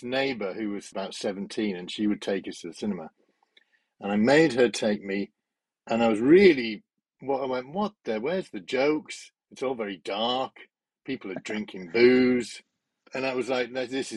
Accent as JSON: {"language": "English", "town": "Darlington", "region": "North East England", "country": "United Kingdom", "tie": "born or raised there", "said": "I was born in Darlington in the Northeast."}